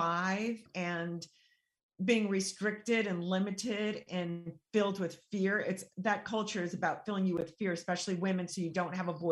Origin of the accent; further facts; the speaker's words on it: San Diego, California, United States; I grew up in San Diego, but under a Baghdad roof. My father was from Iraq